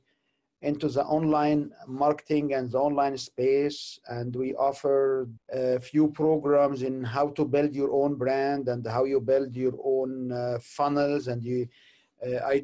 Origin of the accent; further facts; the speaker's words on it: Egypt; moved away as an adult; also born or lived in Canada; I'm originally from Egypt. I have been in Canada for about 23 years